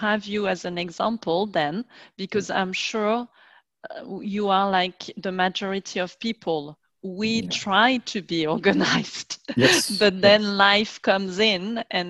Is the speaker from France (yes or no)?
yes; France; I am French